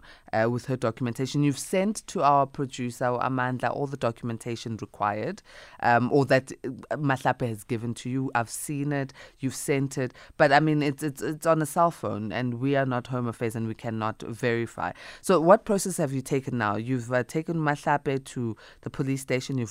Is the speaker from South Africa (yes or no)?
yes; South Africa; as a South African, born, bred, mother, given birth in South Africa all four times